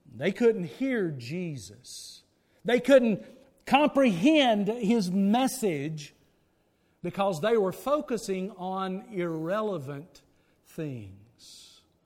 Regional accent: the Bible Belt of the South, United States; when we in the Bible Belt of the South

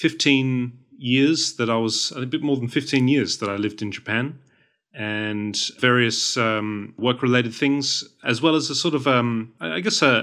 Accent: Sweden; here I am from Northern Europe, the lovely country of Sweden.

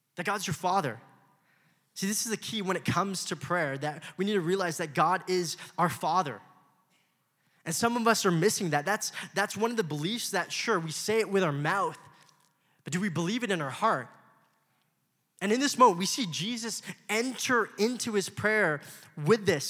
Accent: Los Angeles, California, United States; I was born in Los Angeles

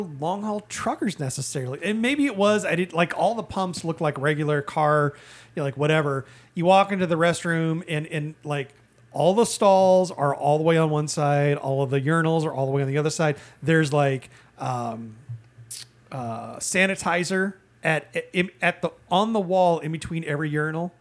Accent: Indiana, United States; born or raised there; moved away

